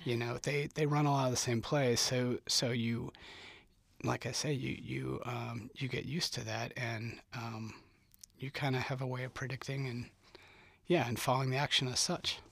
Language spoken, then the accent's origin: English; St. Charles, Missouri, United States; moved away as an adult; now in Lawrence, United States; I'm from Saint Charles, Missouri